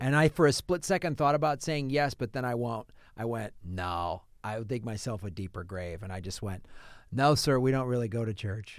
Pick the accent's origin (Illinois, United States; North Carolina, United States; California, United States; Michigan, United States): Illinois, United States; Evanston; also born or lived in Madison, Wisconsin; we moved from Madison, Wisconsin to Evanston, Illinois, and Evanston is on the north shore of Chicago